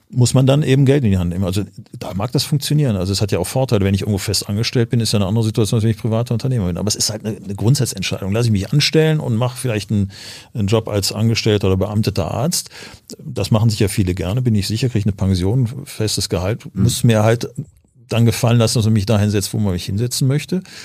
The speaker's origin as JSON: {"language": "German", "town": "Düsseldorf", "region": "North Rhine-Westphalia", "country": "Germany", "tie": "born or raised there", "also_born_or_lived": "Cologne", "said": "ich bin geboren in Köln, aufgewachsen in Düsseldorf"}